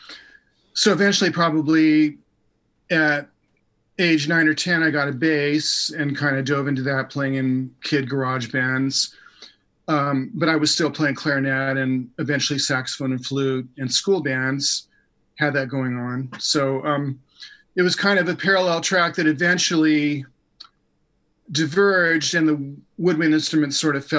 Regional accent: Los Angeles, South Orange County, California, United States; also born or lived in San Clemente, California; now in Encinitas, United States; I was born in L.A., lived in East L.A. the first 8 years or so of my life, and then my family migrated down to South Orange County, first San Clemente

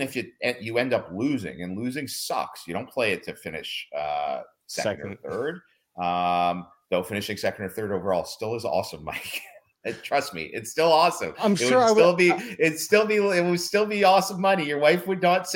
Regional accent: Canada; we're Canadian

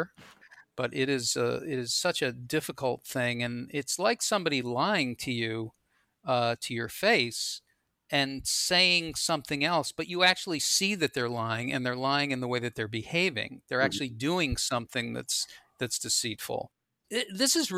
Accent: Boston, Massachusetts, United States; when I was growing up in Boston

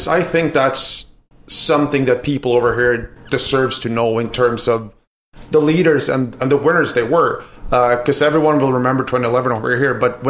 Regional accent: Örnsköldsvik, Västernorrland County, Sweden; English is a second language; moved away as an adult; now in Vancouver, Canada; I grew up in Ovik, the Sedins' hometown.

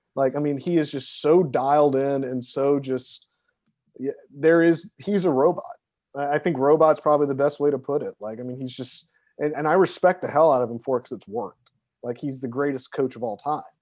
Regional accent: Baton Rouge, Louisiana, United States; I'm from Baton Rouge, Louisiana. I am a Southerner

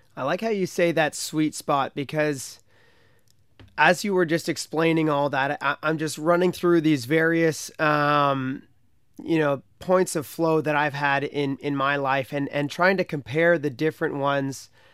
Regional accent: Canada; in my hometown on the Ottawa

